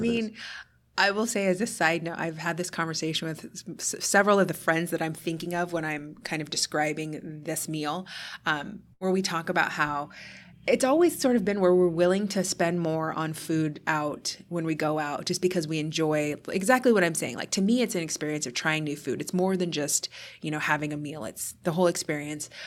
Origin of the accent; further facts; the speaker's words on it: United States; as an American